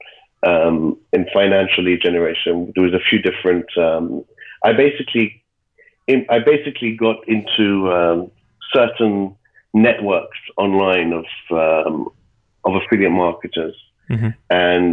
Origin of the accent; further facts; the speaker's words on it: England, United Kingdom; moved away; also born or lived in Ireland; I was born in Ireland, but I was raised in England